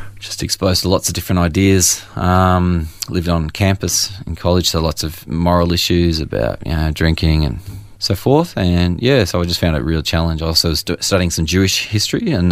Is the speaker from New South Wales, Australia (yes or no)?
no; Churchill, Victoria, Australia; also born or lived in Moe; I was born in Moe and grew up in Churchill, Latrobe Valley mining town